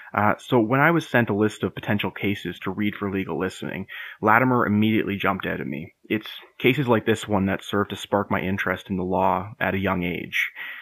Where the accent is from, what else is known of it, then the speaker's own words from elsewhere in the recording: Peterborough, Ontario, Canada; also born or lived in Windsor, Ontario; I was born and raised just outside of Peterborough, Ontario, and as I record this, I'm about to begin articling in family law here in Peterborough, my hometown.